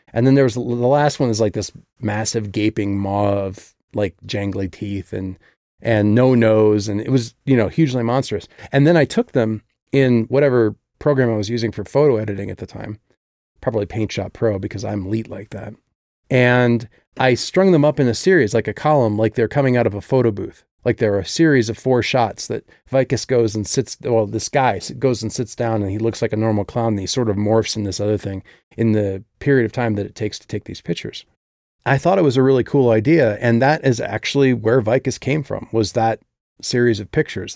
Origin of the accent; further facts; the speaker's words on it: Midwest, United States; I come from the Midwest